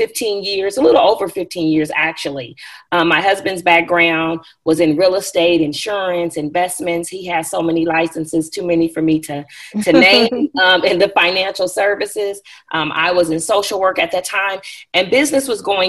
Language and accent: English; Bakersfield, California, United States; moved away; I'm from Bakersfield, California. If anybody's familiar with the California area, it's a little central little place in the country part of California. My family is from there. I was born and raised there